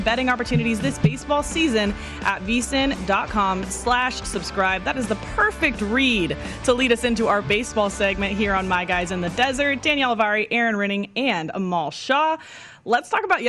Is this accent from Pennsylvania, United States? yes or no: no; Bay Area, California, United States; I'm from the Bay Area